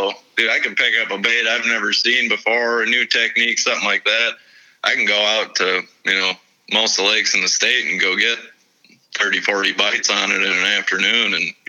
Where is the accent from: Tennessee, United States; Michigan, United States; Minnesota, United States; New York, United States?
Minnesota, United States; growing up in Minnesota.